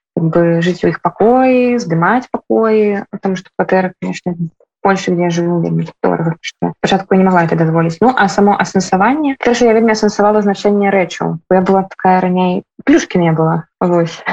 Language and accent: Belarusian; Belarus; now in Warsaw, Poland; мы беларусы